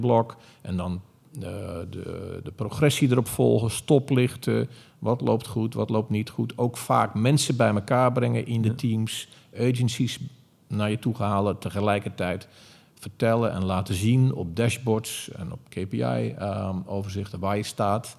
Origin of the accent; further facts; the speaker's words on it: Zeeland, Netherlands; moved away as an adult; also born or lived in Amsterdam; Ik kwam uit Zeeland, ik was 18.